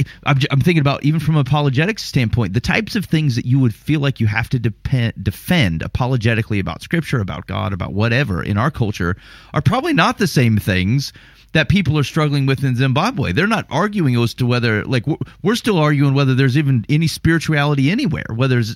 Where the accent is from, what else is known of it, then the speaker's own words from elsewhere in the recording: United States; being from America